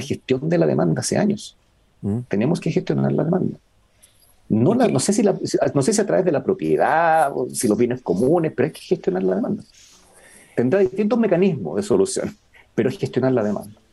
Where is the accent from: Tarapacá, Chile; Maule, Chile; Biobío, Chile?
Tarapacá, Chile; Iquique; Yo soy de Iquique